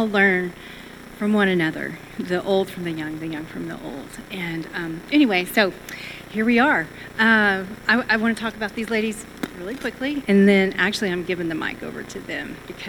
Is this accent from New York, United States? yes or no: no; Texas, United States; I'm Texan